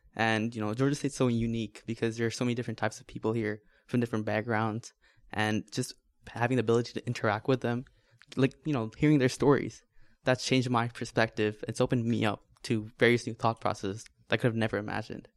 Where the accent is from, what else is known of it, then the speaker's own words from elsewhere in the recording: Bangladesh; moved away as an adult; I was born and raised in Bangladesh